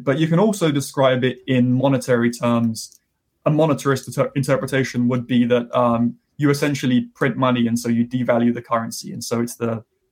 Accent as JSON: {"language": "English", "country": "United Kingdom", "moved": "yes", "lives_now": "United States", "said": "my home country of the UK"}